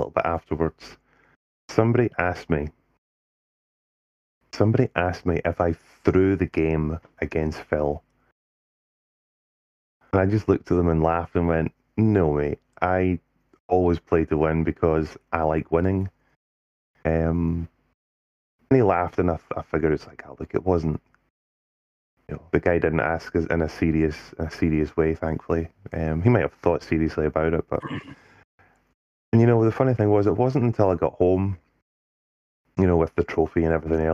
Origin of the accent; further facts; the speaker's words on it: Scotland, United Kingdom; I stood down as the Scottish captain